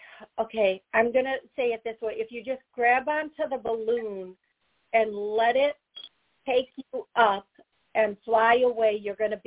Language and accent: English; Eau Claire, Wisconsin, United States; moved away; that's where I was born.